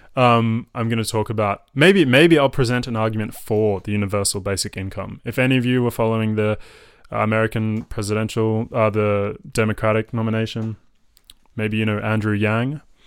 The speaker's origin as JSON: {"language": "English", "town": "Melbourne", "region": "Victoria", "country": "Australia", "tie": "born or raised there", "also_born_or_lived": "France", "accent": "Melbourne", "said": "I was raised in Melbourne. Uh, Melbourne is my home. Um, my accent is from Melbourne."}